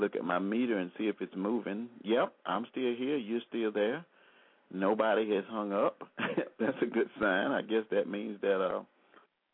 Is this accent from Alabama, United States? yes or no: yes; Selma, Alabama, United States; I grew up in Selma, Alabama